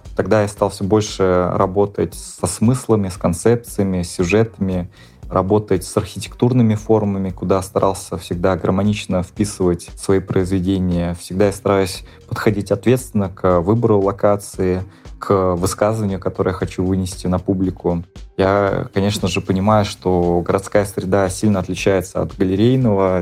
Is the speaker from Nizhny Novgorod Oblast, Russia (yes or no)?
yes; Nizhny Novgorod, Nizhny Novgorod Oblast, Russia; в родном городе, в Нижнем Новгороде